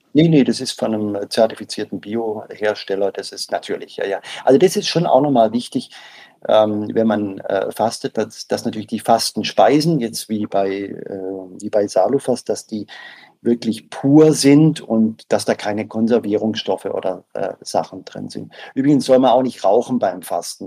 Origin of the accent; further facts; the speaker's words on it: Southern Germany, Germany; ich komme aus Süddeutschland